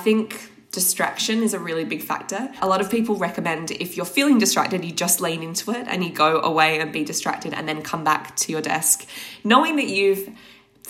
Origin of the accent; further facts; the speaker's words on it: Australia; now in London, United Kingdom; I'm from Australia originally